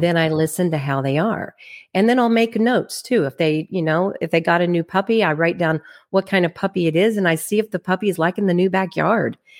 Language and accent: English; Plano, Texas, United States; now in Kansas City, United States; I am originally from Plano, Texas. That's where I was raised